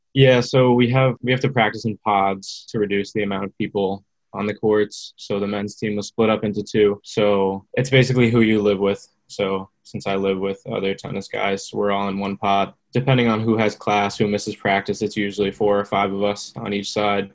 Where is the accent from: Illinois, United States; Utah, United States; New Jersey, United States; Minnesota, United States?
New Jersey, United States; I'm from New Jersey.